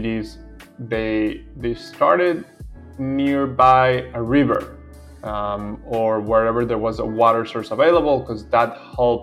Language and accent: English; Venezuela; I am from Venezuela.